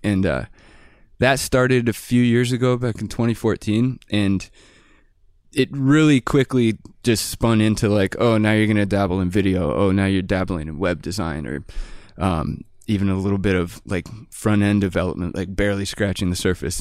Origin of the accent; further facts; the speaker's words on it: Bellingham, Washington, United States; I'm from Bellingham, Washington, and it's a pretty artsy community